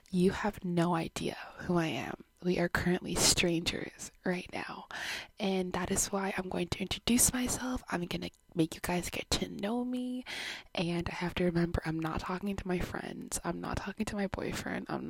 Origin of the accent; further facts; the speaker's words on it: Canada; I was born in Canada, but my background is Jamaican.